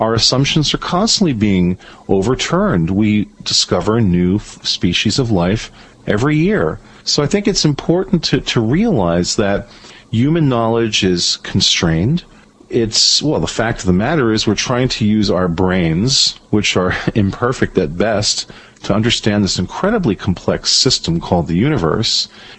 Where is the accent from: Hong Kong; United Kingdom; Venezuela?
Venezuela; growing up in Venezuela gave me a real appreciation for the good aspects of my country, the United States, and the bad aspects of it.